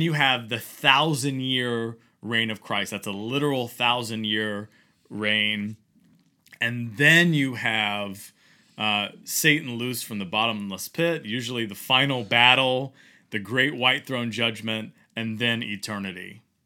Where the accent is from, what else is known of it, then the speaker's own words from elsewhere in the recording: Virginia, United States; growing up in Virginia